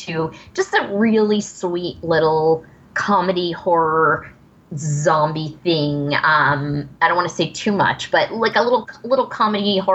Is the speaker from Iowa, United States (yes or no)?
no; New York, United States; being a New Yorker